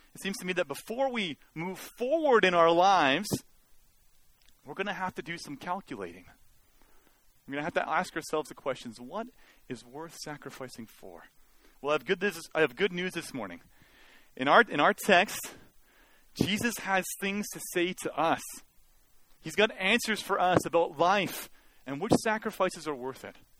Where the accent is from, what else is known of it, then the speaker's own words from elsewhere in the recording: Mission, British Columbia, Canada; I actually like being from Mission. Uh, it's, uh, it was a good place to grow up in a lot of ways.